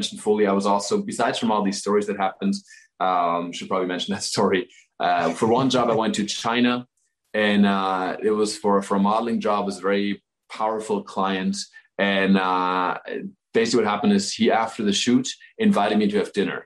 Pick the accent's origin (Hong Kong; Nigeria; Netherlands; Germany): Germany; Southern Germany; moved away; my hometown is like a town of 1,000 people in the south of Germany